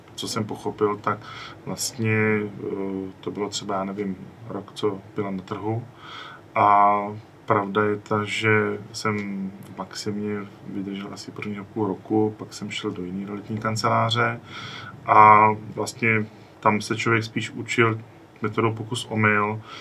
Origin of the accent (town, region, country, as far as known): Czechia